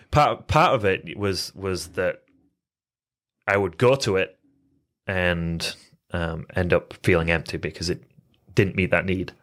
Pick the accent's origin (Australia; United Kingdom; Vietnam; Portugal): United Kingdom; England; moved away as an adult; also born or lived in Phoenix, Arizona, United States; I was born and raised in England. Um, lived there till I was eighteen and then moved to Phoenix, Arizona area.